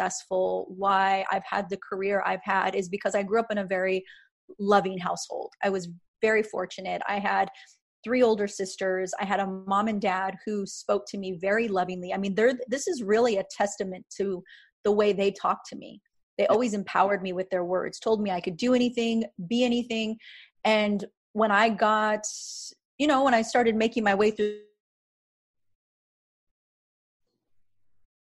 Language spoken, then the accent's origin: English; Riverside, California, United States; I grew up in Riverside